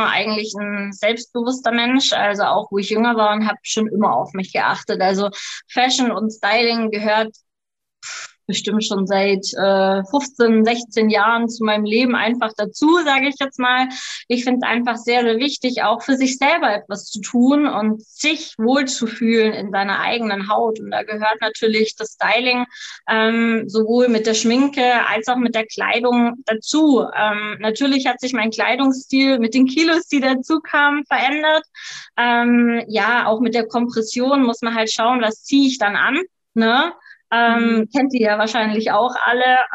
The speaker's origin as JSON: {"language": "German", "region": "Baden-Württemberg", "country": "Germany", "tie": "born or raised there", "said": "komme vom wundervollen Bodensee, ähm, wohne jetzt auf der bayerischen Seite."}